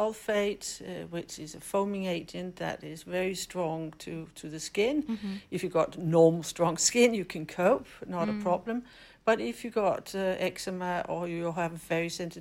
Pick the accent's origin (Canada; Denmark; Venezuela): Denmark; English is a second language; moved away as an adult; now in West Sussex, United Kingdom; as you can hear in my accent, I'm definitely not British, but I'm Danish